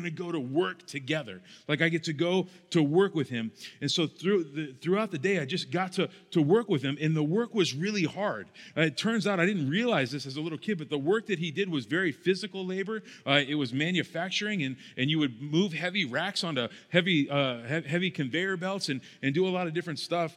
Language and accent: English; Arizona, United States; while I grew up in Arizona, my brother and I would spend every single summer going to Ohio